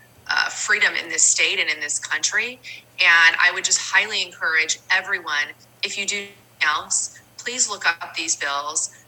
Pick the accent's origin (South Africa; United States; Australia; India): United States; California; I've always lived in the state of California